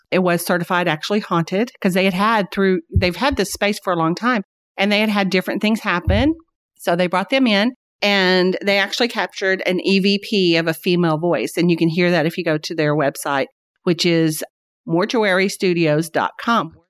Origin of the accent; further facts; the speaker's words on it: Springdale, Arkansas, United States; whenever I grew up in Springdale, there was, I think the population was like seven thousand.